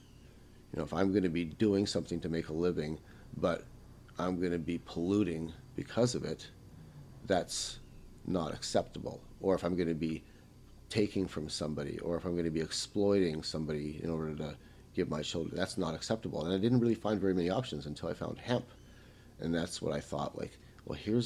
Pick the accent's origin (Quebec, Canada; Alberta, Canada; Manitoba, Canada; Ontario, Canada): Manitoba, Canada; Winnipeg; English is a second language; also born or lived in Bratislava, Czechoslovakia; I grew up in New Winnipeg in Charleswood.